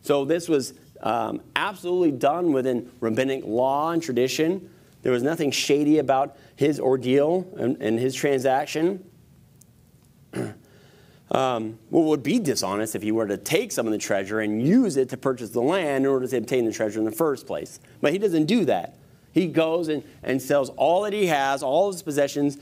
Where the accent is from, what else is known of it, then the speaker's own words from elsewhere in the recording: United States; growing up in America